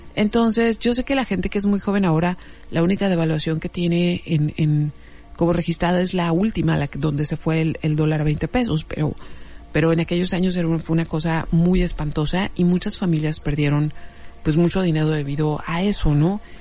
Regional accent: Mexico; las personas que crecimos en los ochentas en México

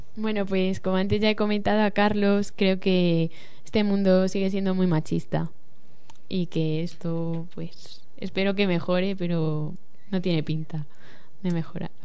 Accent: Toledo, Castilla-La Mancha, Spain; soy de Toledo

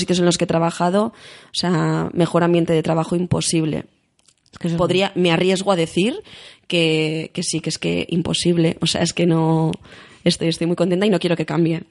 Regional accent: Basque Country, Spain

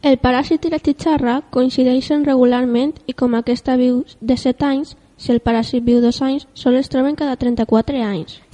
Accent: Castellón de la Plana, Valencian Community, Spain; D'on eres? De Castelló de la Plana.

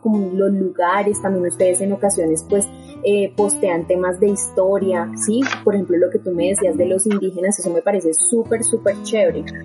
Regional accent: Bogotá, Bogotá Capital District, Colombia; nosotros realmente somos unos rolos inexpertos

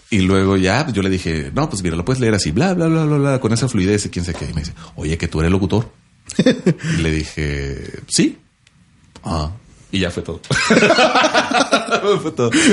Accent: northern Mexico, Mexico; accent: norteño (northern); now in Ciudad Juárez, Mexico; Tengo el acento del norte

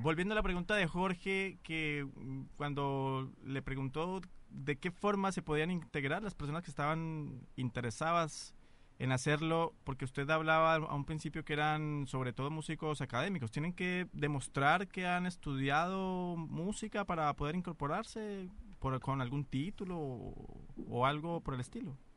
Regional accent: Colombia; now in Chile; yo lo puedo decir propiamente, abiertamente como colombiano

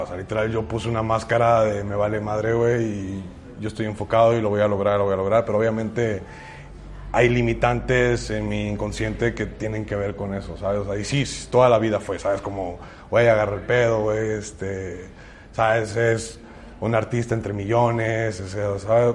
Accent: Ciudad Valles, San Luis Potosí, Mexico; soy de Ciudad Valles, que no tenemos como artistas referentes de aquí

